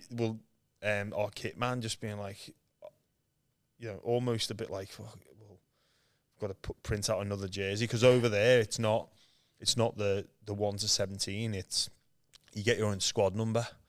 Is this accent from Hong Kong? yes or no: no; Liverpool, North West England, United Kingdom; moved away as an adult; now in Australia; I was born in Liverpool, England, um, where there's no rugby league. I'm one of seven kids